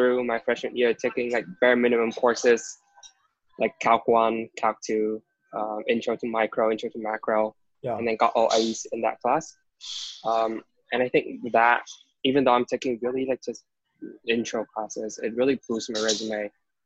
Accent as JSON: {"language": "English", "country": "Vietnam", "tie": "born or raised there", "moved": "as an adult", "lives_now": "New York, United States", "said": "I was born and raised in Vietnam, which is a pretty long way from New York and where I go to school at NYU"}